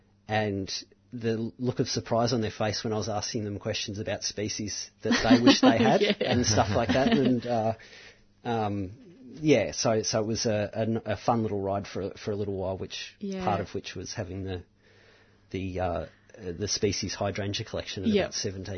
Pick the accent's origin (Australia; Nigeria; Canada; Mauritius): Australia; Mount Macedon, Victoria; the old garden I grew up in Mount Macedon